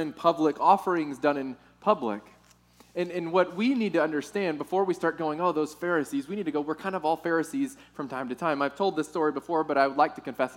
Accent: Texas, United States; moved away; I'm from Texas

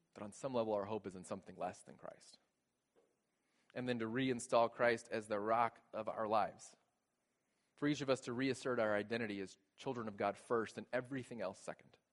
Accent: Texas, United States; moved away as an adult; Growing up in Texas, we didn't have basements

